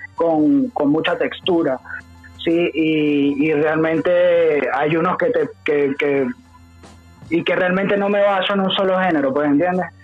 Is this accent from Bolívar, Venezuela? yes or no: no; Caracas, Capital District, Venezuela; moved away as an adult; also born or lived in Mérida, Venezuela; now in Chile; realmente yo soy de Caracas, okay. yo soy del Junquito, yo soy Junquito